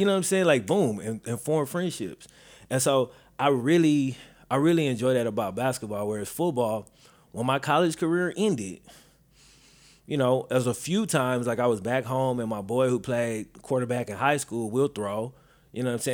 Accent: Mississippi, United States; moved away; I am originally from Mississippi

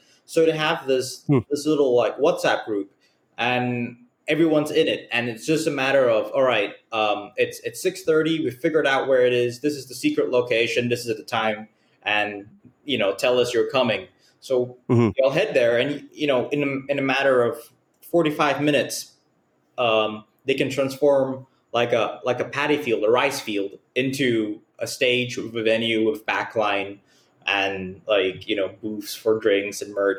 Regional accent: Malaysia; I grew up as in a Muslim household. I don't practice it anymore, but growing up in Malaysia

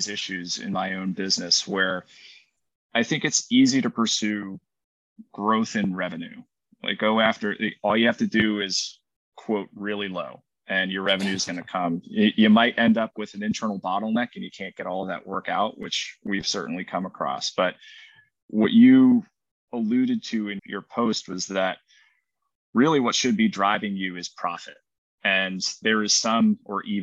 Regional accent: Worcester, Massachusetts, United States; originally I'm from Worcester, Massachusetts.

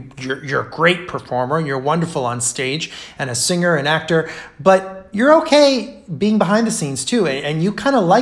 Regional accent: Rio de Janeiro, Brazil; moved away; I grew up in Rio

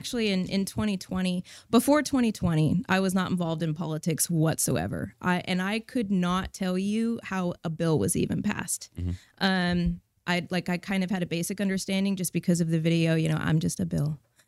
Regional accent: California, United States; moved away as an adult; I grew up in Northern California, moved to Texas in 2010.

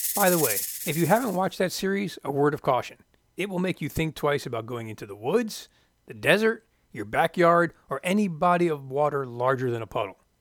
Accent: Florida, United States; I'm from Florida

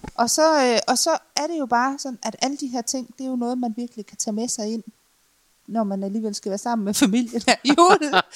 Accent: West Jutland, Central Denmark Region, Denmark; jeg er jo øh, vestjyde

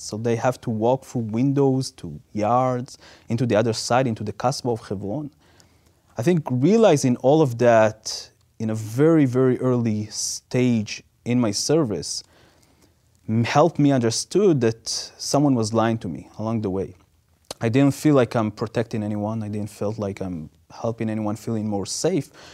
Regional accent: Israel; moved away; growing up in Israel

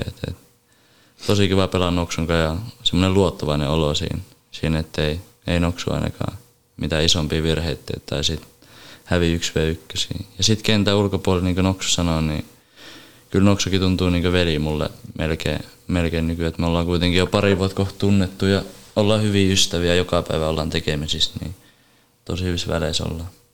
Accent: Oulu, North Ostrobothnia, Finland; mä oon Oulusta kotoisin

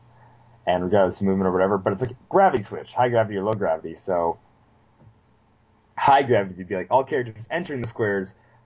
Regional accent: United States; I am American

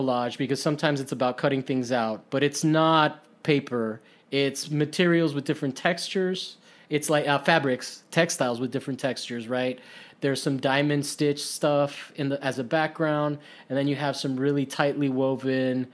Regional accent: Miami, Florida, United States; now in Los Angeles, United States

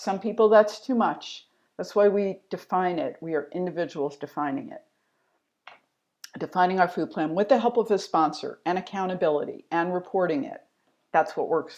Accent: DC suburbs, Maryland, United States; I grew up in Maryland in the DC suburbs

